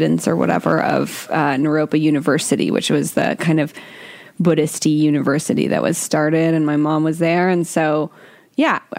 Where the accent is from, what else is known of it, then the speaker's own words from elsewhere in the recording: Boulder, Colorado, United States; I was born in Boulder, Colorado